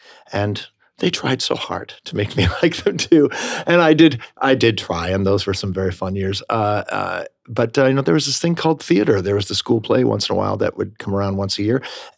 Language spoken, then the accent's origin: English; Rochester, New York, United States; now in New York City, United States; I grew up in Rochester, New York.